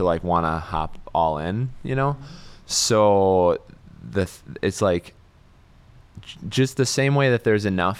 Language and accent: English; Appleton, Wisconsin, United States; I'm from Appleton